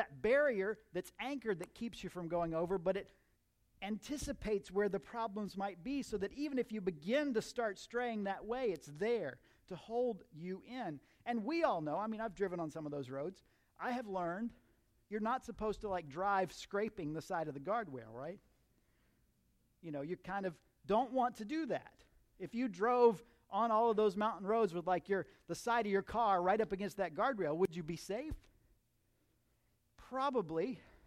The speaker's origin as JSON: {"language": "English", "region": "Central Florida", "country": "United States", "tie": "born or raised there", "said": "I grew up in Central Florida"}